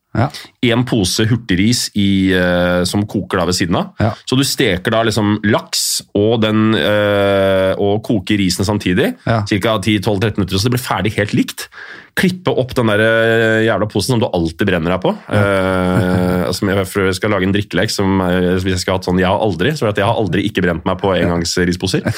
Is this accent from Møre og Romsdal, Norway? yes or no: no; Oslo, Norway; Jeg gikk på Nordseter